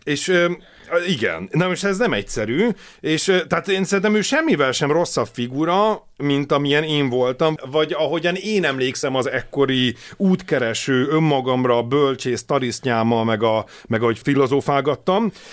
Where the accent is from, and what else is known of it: Hungary